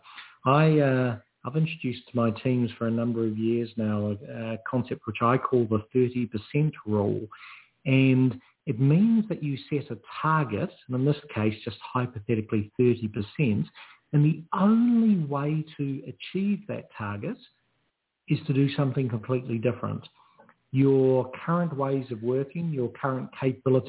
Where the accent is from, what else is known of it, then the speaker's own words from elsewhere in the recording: New Zealand; now in Australia; I'm a New Zealander